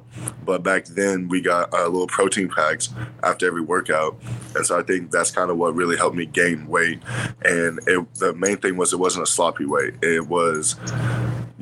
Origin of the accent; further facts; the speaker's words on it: Yukon, Oklahoma, United States; I'm from Yukon, Oklahoma